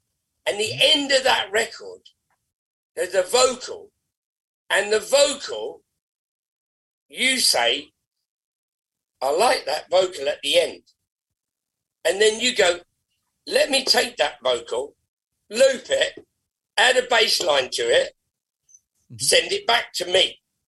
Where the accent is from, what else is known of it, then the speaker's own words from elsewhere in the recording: Ireland; I like Irish music a lot. I like Ireland. I'm Irish.